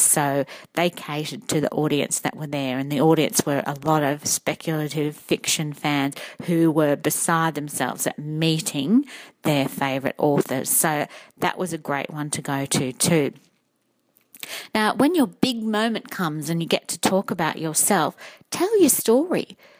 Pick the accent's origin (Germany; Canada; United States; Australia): Australia; Redcliffe, Queensland; I come from Redcliffe